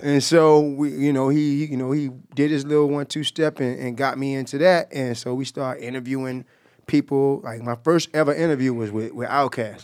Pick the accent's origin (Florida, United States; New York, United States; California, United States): Florida, United States; Jacksonville; we grew up together. We, we, uh, we from the same block. Um, you know, he's from Myrtle Avenue. I'm from Moncrief.